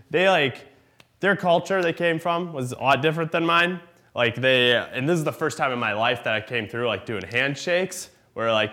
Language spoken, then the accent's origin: English; Iowa, United States; I'm from Iowa